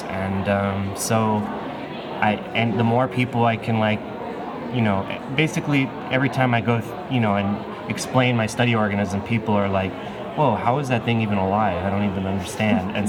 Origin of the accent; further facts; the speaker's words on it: Southern California, United States; I'm from Southern California originally